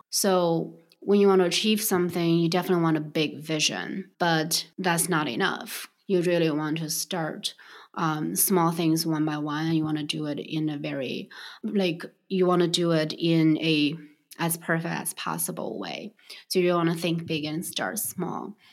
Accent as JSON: {"language": "English", "region": "Beijing", "country": "China", "tie": "born or raised there", "moved": "yes", "said": "I grew up in Beijing"}